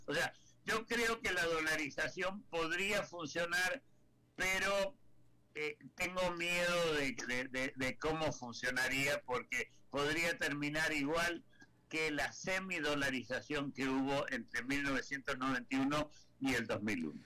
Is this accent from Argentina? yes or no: yes; Argentina; moved away; como argentino que a pesar que vivo, que vivo hace 50 años fuera del país